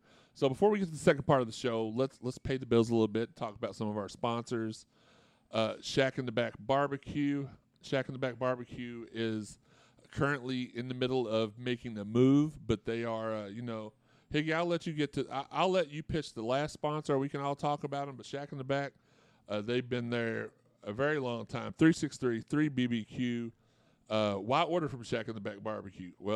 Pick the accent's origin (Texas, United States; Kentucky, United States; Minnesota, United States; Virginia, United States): Kentucky, United States; Louisville; I grew up in Auburndale, which is like right across the bridge from it